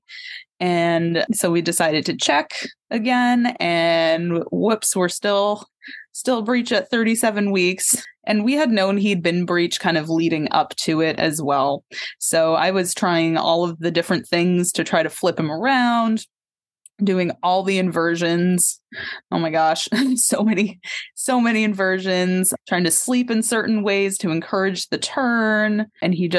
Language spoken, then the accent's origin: English; Tenants Harbor, Maine, United States; So I'm a Maine native, actually. I grew up in Tennant's Harbor.